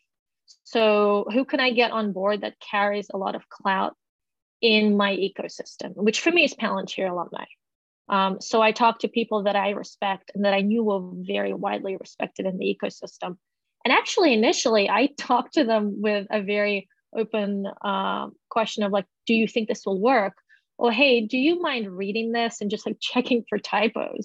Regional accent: Australia; moved away; I grew up in Australia, but I haven't really worked there for the last decade

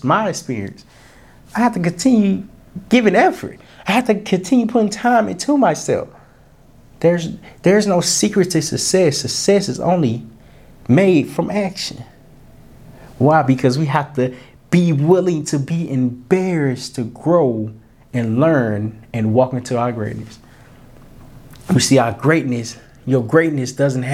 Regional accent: Little Rock, Arkansas, United States; I can only know so much because I'm from Little Rock, Arkansas. I ain't really saw that much.

